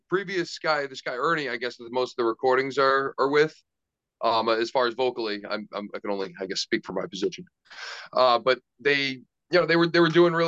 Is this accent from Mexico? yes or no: no; Long Island, New York, United States; I'm actually the only member that's from Long Island.